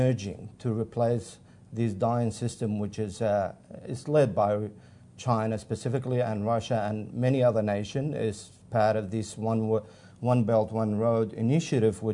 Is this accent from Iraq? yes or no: yes; Iraq; now in Australia; I am originally from Iraq